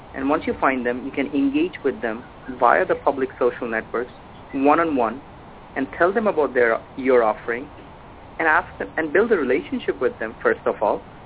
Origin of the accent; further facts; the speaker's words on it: India; moved away as an adult; now in Halifax, Canada; I'm originally from India, came to Canada